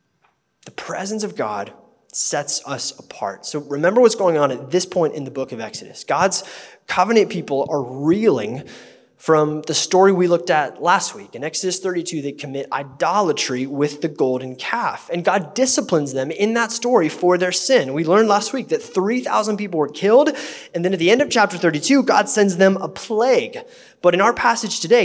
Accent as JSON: {"language": "English", "country": "United States", "said": "as American Christians"}